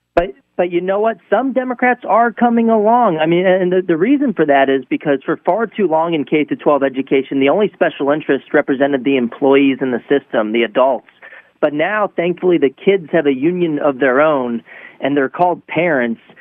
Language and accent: English; Texas, United States; I'm actually from Texas